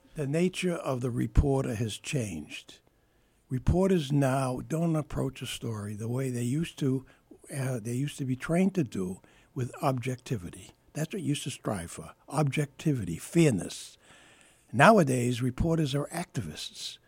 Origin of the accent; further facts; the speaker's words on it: Boston, Massachusetts, United States; my first newspaper job was with the Springfield Union, even though I was from Boston.